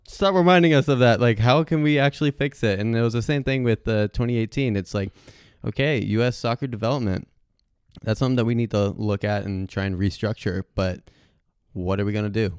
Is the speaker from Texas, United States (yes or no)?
no; Hilton Head, South Carolina, United States; I'm originally from Hilton Head, South Carolina, and so pretty much for all of Beaufort County, the county that I lived